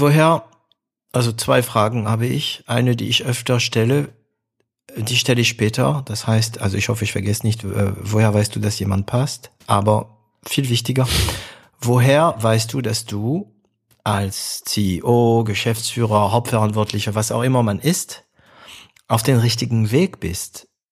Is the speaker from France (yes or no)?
yes; France; German is a second language; moved away; also born or lived in Stuttgart, Germany; für mich als Franzose